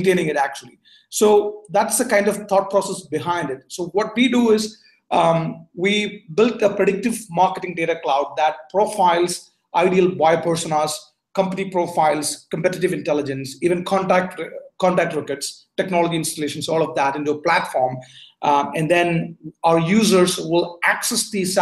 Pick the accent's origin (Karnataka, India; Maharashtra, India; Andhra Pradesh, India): Karnataka, India; Bangalore; moved away as an adult; also born or lived in Berkeley, California / Bay Area, California; now in Singapore; I was born in India, went to high school in Bangalore, did my college in Berkeley.